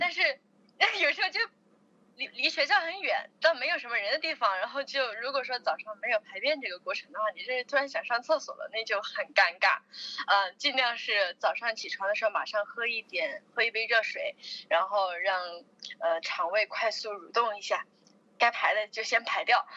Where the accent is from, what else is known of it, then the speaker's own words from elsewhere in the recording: Chongqing, China; 我是重庆人